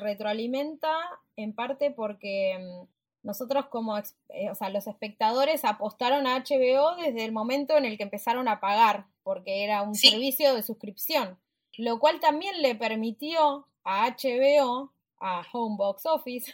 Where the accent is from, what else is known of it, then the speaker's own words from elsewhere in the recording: Puerto Madryn, Chubut, Argentina; moved away; Yo crecí en Puerto Madryn, en el sur del país